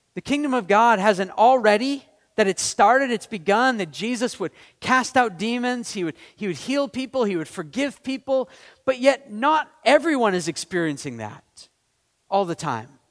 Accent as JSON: {"language": "English", "region": "Maine", "country": "United States", "said": "I'm from Maine."}